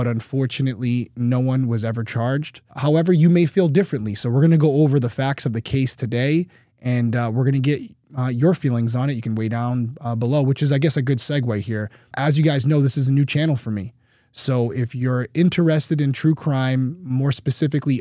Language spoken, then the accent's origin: English; Rhode Island, United States; I am from Rhode Island.